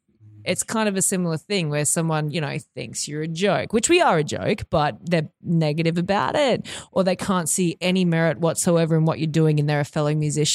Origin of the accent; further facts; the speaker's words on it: Mount Isa, Queensland, Australia; Well, I grew up in Northwest Queensland in Mount Isa.